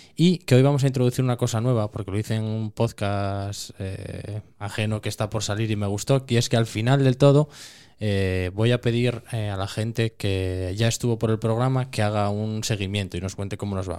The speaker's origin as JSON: {"language": "Spanish", "town": "Cerredo", "region": "Asturias", "country": "Spain", "said": "yo soy de Cerredo, que es un pueblo pequeño y tal, nosotros matábamos antes en casa siempre"}